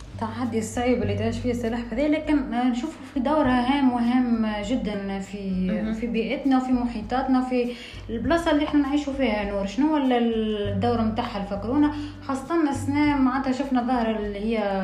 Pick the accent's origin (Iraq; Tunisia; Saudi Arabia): Tunisia; عندنا في تونس